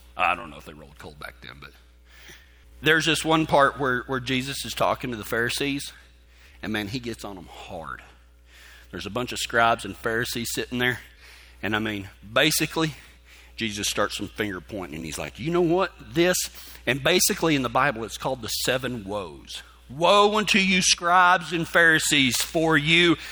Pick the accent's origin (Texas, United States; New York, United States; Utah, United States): Texas, United States; West; growing up in West Texas